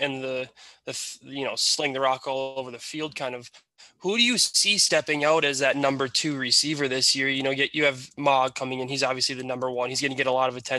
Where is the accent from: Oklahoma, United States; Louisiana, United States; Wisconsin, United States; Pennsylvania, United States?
Wisconsin, United States; Lodi; my hometown, Lodi, Wisconsin